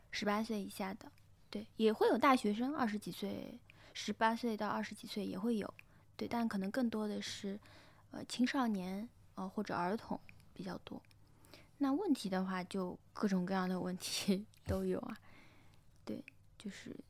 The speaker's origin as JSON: {"language": "Chinese", "region": "Shanghai", "country": "China", "tie": "born or raised there", "also_born_or_lived": "Taipei, Taiwan", "said": "我是长在那个上海老弄堂里面的"}